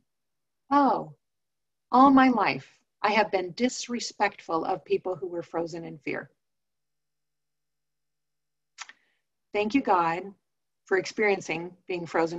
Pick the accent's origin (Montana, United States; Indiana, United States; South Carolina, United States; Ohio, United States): Montana, United States; I grew up in Montana